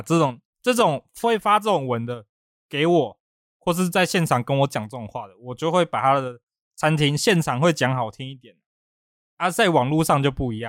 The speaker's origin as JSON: {"language": "Chinese", "country": "Taiwan", "said": "因为我是台湾的，我不是米其林的"}